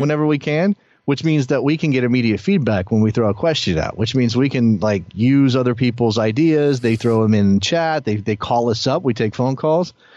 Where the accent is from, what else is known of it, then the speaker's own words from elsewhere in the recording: United States; me as an American soccer fan